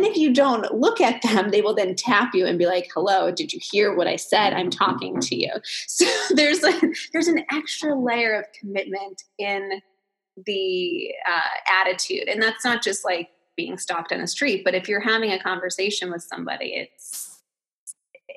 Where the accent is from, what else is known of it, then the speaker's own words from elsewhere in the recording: New Jersey, United States; I'm from New Jersey